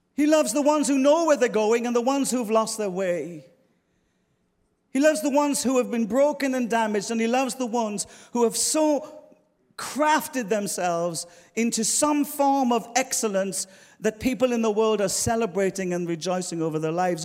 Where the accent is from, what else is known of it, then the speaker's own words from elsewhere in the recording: Ireland; moved away as an adult; now in London, United Kingdom; I'm Irish